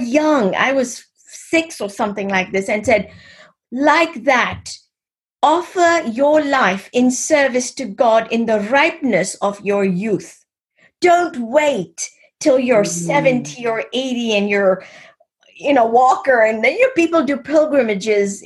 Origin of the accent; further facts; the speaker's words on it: Kenya; I was born and raised in East Africa, in Kenya.